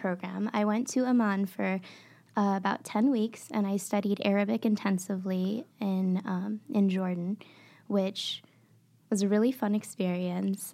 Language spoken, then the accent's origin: English; Maputo, Mozambique; now in Michigan, United States; I was born and raised in Maputo, Mozambique, in southeastern Africa.